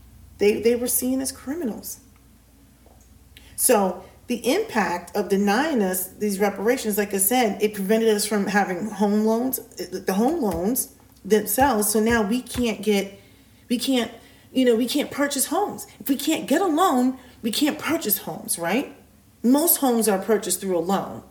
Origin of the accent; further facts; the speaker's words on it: United States; We, as an American society, African Americans